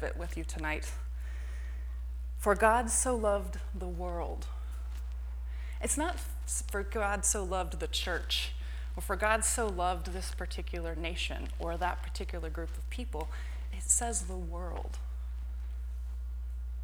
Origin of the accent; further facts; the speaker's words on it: Texas, United States; also born or lived in Florida; now in San Francisco, United States; I'm from Texas